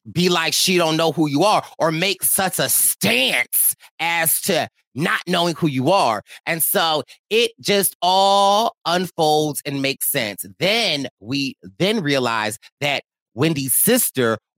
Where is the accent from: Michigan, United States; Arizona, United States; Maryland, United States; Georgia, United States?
Georgia, United States; Athens; I'm from Athens. I'm from Athens too.